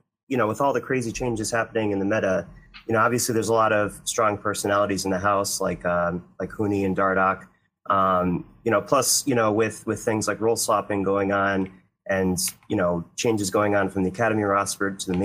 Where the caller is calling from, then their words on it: Newington, Connecticut, United States; I'm calling from Newington, Connecticut.